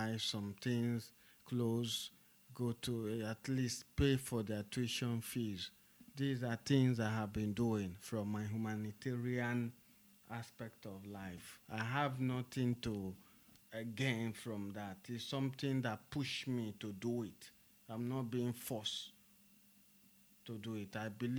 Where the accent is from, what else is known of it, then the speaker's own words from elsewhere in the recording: Port Harcourt, Rivers State, Nigeria; I'm the national president of Niger Delta Youth Association. I was born and brought up in Port Harcourt, River State, Niger Delta.